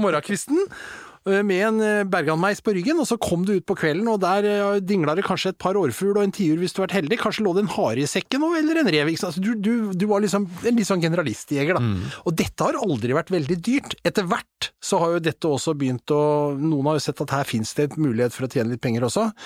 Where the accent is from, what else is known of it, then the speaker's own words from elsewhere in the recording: Asker, Akershus, Norway; jeg vokste opp i Asker